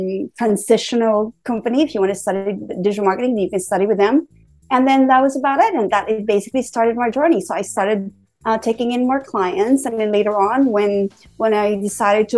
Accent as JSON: {"language": "English", "town": "Bacolod", "region": "Western Visayas", "country": "Philippines", "also_born_or_lived": "Manila, Philippines / Colombo, Sri Lanka", "moved": "as an adult", "lives_now": "San Francisco, United States", "said": "I'm actually Filipino. And I graduated from University of St. La Salle in Bacolod, Simon Ilonga"}